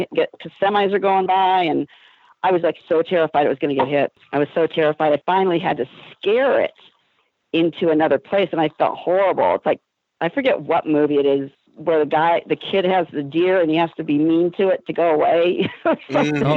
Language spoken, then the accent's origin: English; Iowa, United States; now in Los Angeles, United States; growing up in Iowa